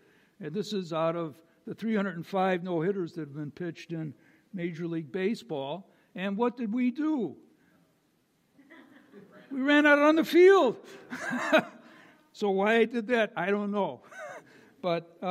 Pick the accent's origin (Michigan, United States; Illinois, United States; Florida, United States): Illinois, United States; Chicago; I'm from Chicago